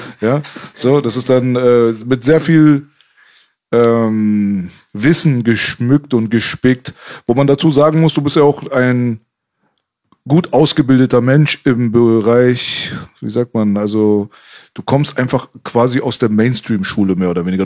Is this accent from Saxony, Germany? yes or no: no; Metzingen, Baden-Württemberg, Germany; now in Berlin, Germany; ich komme aus Metzingen